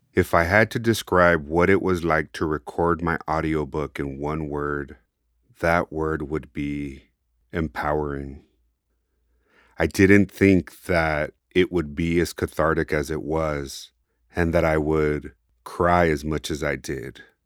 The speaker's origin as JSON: {"language": "English", "country": "United States", "accent": "Chicano", "said": "my Chicano accent"}